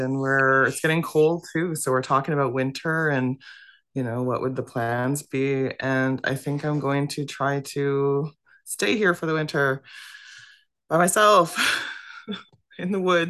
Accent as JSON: {"language": "English", "area": "Wauzhushk Onigum Nation, near Kenora", "region": "Ontario", "country": "Canada", "said": "I'm from the Bear Clan, and I call home Wishishkinigam Nation, and that is approximately 5 kilometers outside the city of Kenora in northwestern Ontario."}